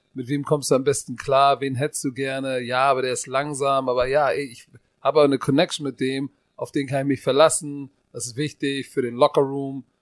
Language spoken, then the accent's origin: German; Germany; Bei uns in Deutschland